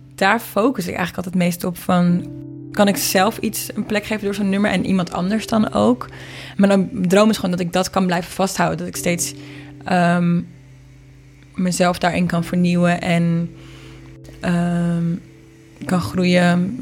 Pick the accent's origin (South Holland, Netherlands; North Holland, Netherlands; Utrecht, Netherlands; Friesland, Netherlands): North Holland, Netherlands; Marken; mijn ouders zijn een paar jaar geleden weggevaard van Marken, waar ik ben opgegroeid